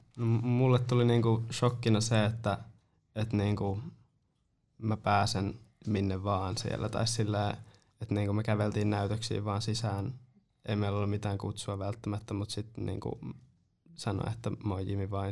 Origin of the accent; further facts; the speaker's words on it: Nurmo, South Ostrobothnia, Finland; en edes ole Seinäjältä, mä oon Nurmosta